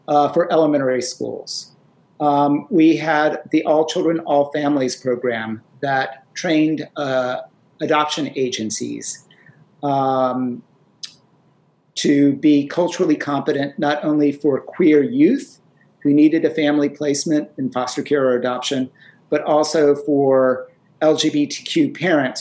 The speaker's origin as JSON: {"language": "English", "region": "North Carolina", "country": "United States", "tie": "born or raised there", "said": "I grew up in North Carolina in the 60s and 70s."}